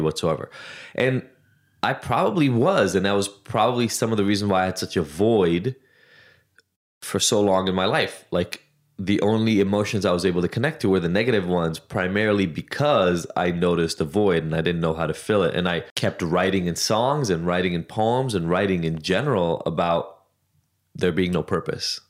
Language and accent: English; Israel; moved away; I grew up in Israel